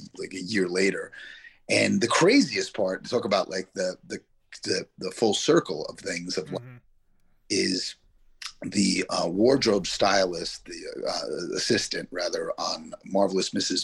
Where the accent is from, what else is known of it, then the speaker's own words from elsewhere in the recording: Yonkers, New York, United States; I grew up in Yonkers, but my family's in the Bronx